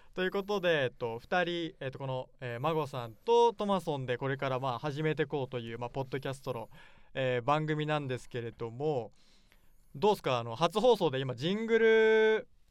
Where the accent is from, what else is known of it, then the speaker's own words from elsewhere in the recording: Nagoya, Aichi, Japan; 地元の名古屋で